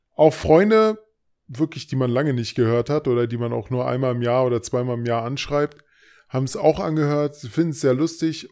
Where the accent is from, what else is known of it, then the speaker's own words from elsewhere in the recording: Berlin, Germany; accent: Berliner Dialekt; also born or lived in Thuringia; ich bin Berliner mit thüringischen